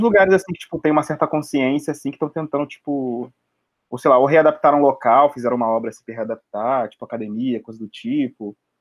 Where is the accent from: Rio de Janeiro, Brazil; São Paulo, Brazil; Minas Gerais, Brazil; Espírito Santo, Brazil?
Rio de Janeiro, Brazil; Baixada Fluminense; moved away as an adult; now in Rio de Janeiro, Brazil; também sou da Baixada também